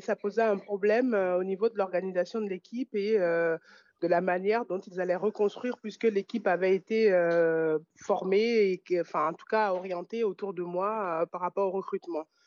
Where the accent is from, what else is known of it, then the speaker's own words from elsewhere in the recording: France; also born or lived in Italy; je fais le choix de revenir en France